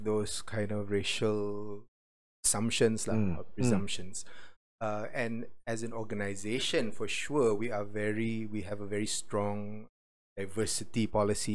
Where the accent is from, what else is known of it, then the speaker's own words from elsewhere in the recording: Penang, Malaysia; accent: Midwestern American English; first language English; also born or lived in United States; Then I moved back to Malaysia, and my dad taught at USM. So we went to Penang.